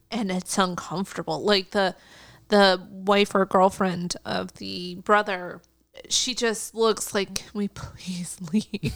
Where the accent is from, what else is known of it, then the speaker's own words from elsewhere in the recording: United States; as an American viewer